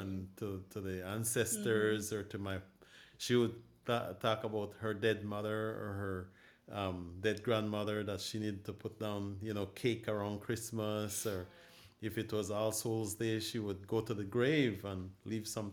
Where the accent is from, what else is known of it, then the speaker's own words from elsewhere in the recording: Punta Gorda, Toledo District, Belize; also born or lived in Barranco, Belize; I'm from Belize. Originally, I'm from Punta Gorda, Belize. I was born in Barranco, Belize.